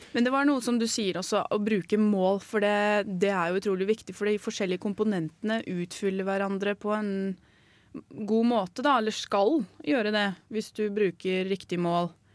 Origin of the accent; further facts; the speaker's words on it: Larvik, Vestfold, Norway; i hjembyen min, da, Larvik